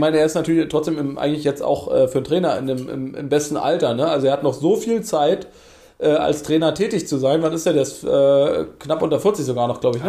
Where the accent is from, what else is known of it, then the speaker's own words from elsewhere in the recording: Berlin, Germany; bei uns in Berlin